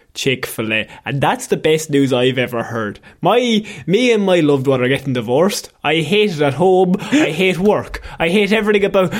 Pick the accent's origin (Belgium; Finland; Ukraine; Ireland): Ireland; We're Irish